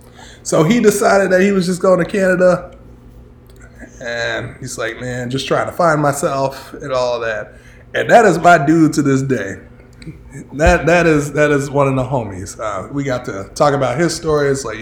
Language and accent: English; United States; because I'm American.